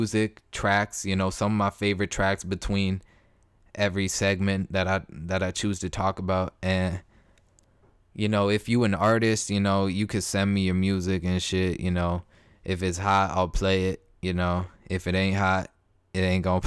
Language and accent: English; Toronto, Ontario, Canada; moved away as an adult; now in Alabama, United States; I'm from Toronto